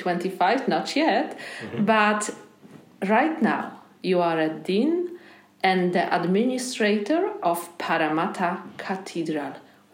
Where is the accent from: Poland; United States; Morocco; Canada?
Poland; now in Australia